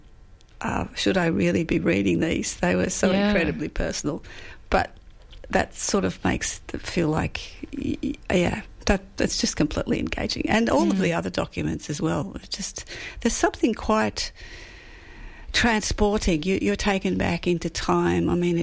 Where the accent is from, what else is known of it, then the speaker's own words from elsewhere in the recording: Coburg, Victoria, Australia; I grew up in the in Coburg